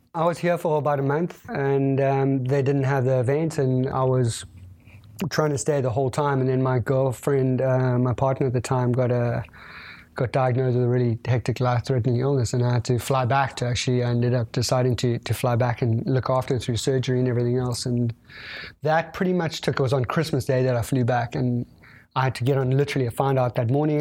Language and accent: English; South Africa; being South African